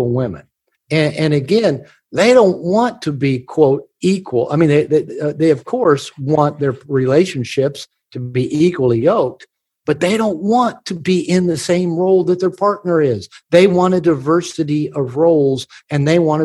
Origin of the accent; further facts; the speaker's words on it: United States; I'm from America